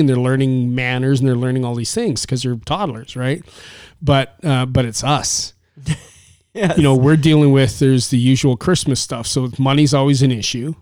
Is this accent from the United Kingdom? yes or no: no; Canada; from Canada